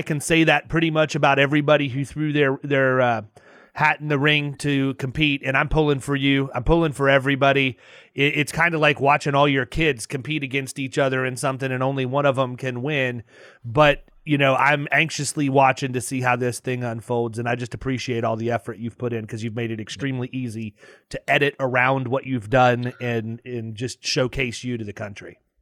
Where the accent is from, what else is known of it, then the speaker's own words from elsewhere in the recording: outside Cleveland, Ohio, United States; moved away; I was born up outside Cleveland, Ohio.